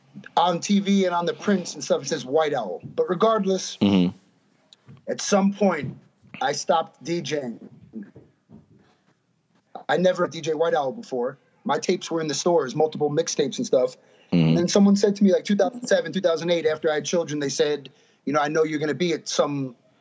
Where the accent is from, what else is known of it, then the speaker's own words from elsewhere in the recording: Greenburgh, New York, United States; I'm from Greenberg, New York, from Westchester